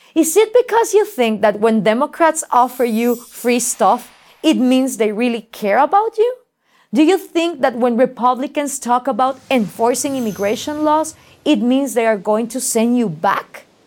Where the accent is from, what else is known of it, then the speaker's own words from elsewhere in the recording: Guatemala; I live in Guatemala and I work throughout Latin America